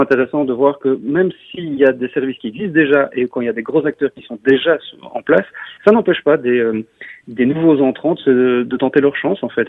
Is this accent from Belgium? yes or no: yes; Belgium; je suis belge, je parle français